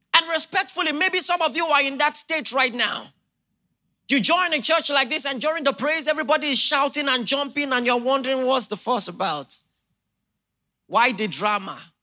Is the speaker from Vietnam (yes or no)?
no; Nigeria; as a Nigerian